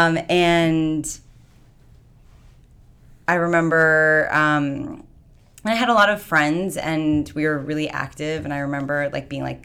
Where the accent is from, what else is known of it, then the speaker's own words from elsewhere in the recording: New York, United States; moved away as an adult; also born or lived in California; growing up in New York, you just grow up fast